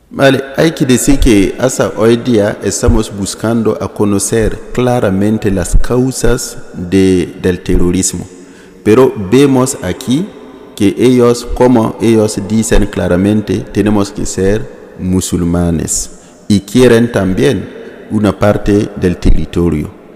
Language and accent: Spanish; Ouahigouya, Nord, Burkina Faso; Spanish is a second language; vengo de la diócesis de Wayugia, Wayugia que está en el norte de Burkina, en el norte, al lado de Mali